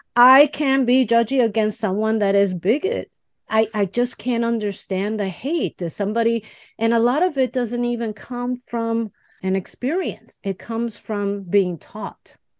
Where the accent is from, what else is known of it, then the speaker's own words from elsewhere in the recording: Chicago, Illinois, United States; English is a second language; I was born and raised in Chicago